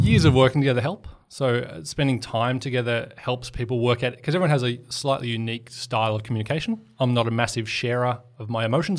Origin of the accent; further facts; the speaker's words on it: Portland, Victoria, Australia; moved away; I was on a bus trip home from my hometown in Portland